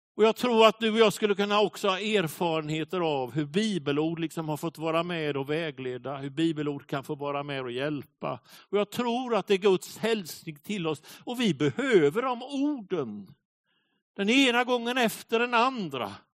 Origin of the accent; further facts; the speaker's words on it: Småland, Sweden; Jag brukar ju säga att jag är smålänning